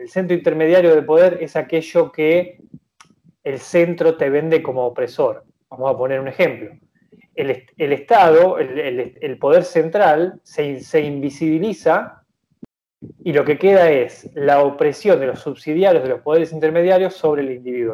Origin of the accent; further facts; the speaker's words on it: Argentina; nosotros como argentinos